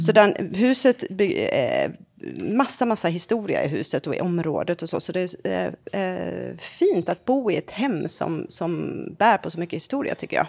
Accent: Varberg, Halland County, Sweden; now in France; min hemstad Varberg

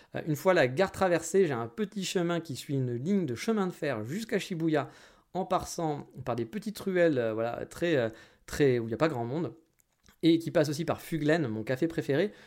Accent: France; moved away as an adult; now in Japan; J'ai quitté la France pour certaines raisons aussi

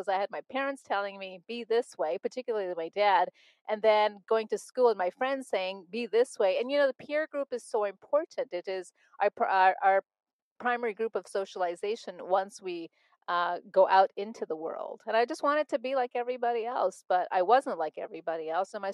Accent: Montreal, Quebec, Canada; growing up in Montreal, Canada

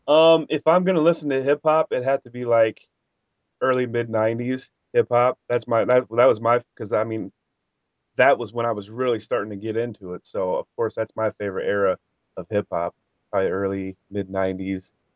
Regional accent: Cedar Rapids, Iowa, United States; I'm from Cedar Rapids, Iowa. I grew up, you know, out in the sticks

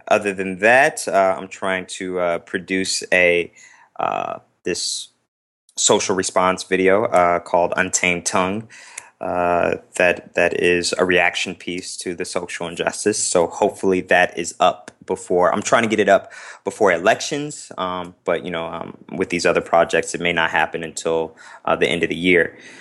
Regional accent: Las Vegas, Nevada, United States; moved away as an adult; now in Chicago, United States; I'm from Las Vegas, Nevada

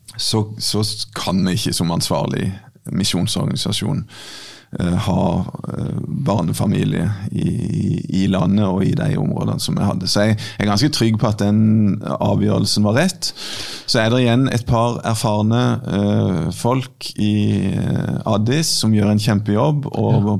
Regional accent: Kenya; jeg er fra Kenya

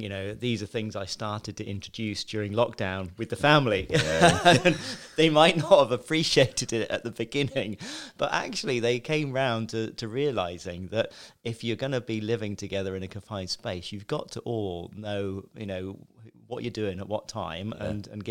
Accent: Westbourne, South East England, United Kingdom; I grew up in Chichester, Westbourne, a small village. And really ordinary childhood, you know, middle class family. Grew up in a small village, went to a state school

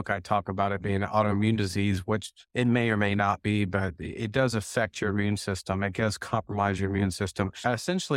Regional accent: Texas, United States; I grew up in Texas

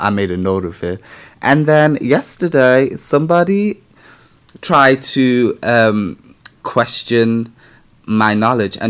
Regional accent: Liverpool, North West England, United Kingdom; I'm from Liverpool. It's like, we have us one small black community

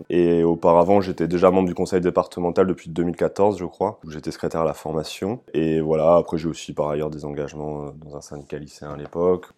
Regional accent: Amiens, Hauts-de-France, France; je suis originaire euh, d'Amiens, je suis né en 96

